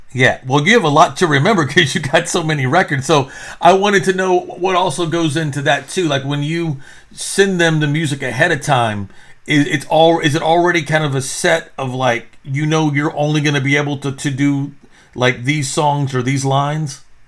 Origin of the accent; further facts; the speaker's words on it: Texas, United States; also born or lived in New York; I am actually from Texas